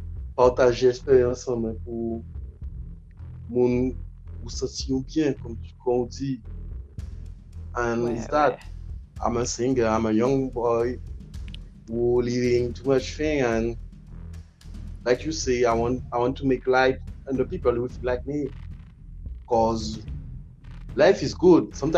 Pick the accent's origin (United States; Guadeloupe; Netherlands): Guadeloupe; English is a second language; I'm from Guadeloupe.